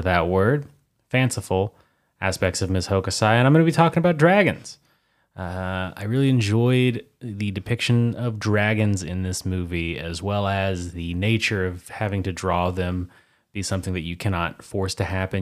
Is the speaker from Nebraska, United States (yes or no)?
no; Oklahoma, United States; two Oklahomans from the United States